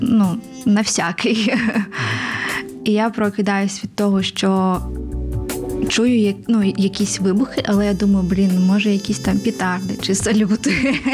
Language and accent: Ukrainian; Odesa, Odesa Oblast, Ukraine; moved away as an adult; now in Kyiv, Ukraine; І народилась я в Одесі, виросла в Одесі і ну десь плюс-мінус 4 роки вже живу в Києві.